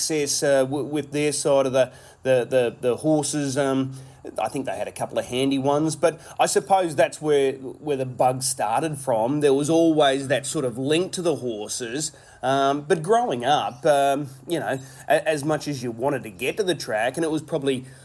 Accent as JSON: {"language": "English", "town": "Redcliffe", "region": "Queensland", "country": "Australia", "tie": "born or raised there", "said": "born and bred in Redcliffe, spent probably the first 10 years of my life"}